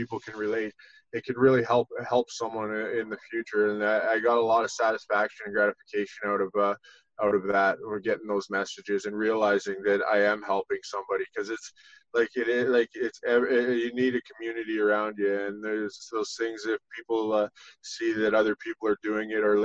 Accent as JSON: {"language": "English", "region": "Ontario", "country": "Canada", "tie": "born or raised there", "moved": "as an adult", "lives_now": "Collingwood, Canada", "said": "it's been 9 months since I've left my hometown there and moved up to Collingwood"}